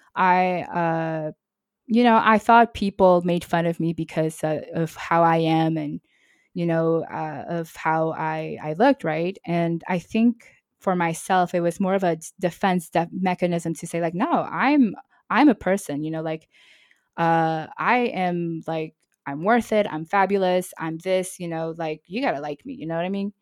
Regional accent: New York City, New York, United States; moved away as an adult; also born or lived in Nashville, Tennessee; now in Marseille, France; I'm originally from New York City, and then I lived in, in Nashville.

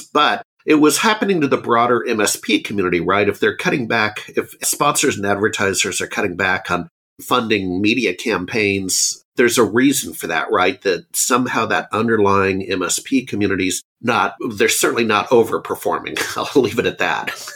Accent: Anchorage, Alaska, United States; also born or lived in Seattle, Washington; now in Austin, United States; I grew up in Alaska.

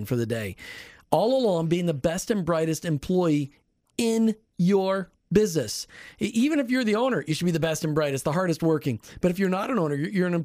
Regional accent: Minnesota, United States; moved away; I grew up in Minnesota, the frozen tundra.

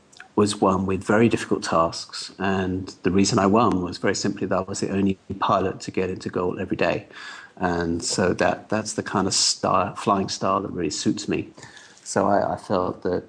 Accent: United Kingdom; being British at the time

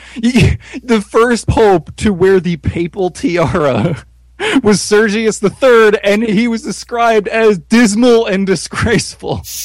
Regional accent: United States; As an American

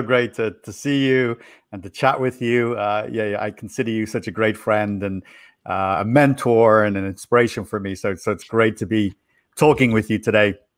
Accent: Dublin, Leinster, Ireland; moved away as an adult; also born or lived in Florida, United States; now in United States; I was born in Ireland, in Ireland, in Dublin City, and I grew up there

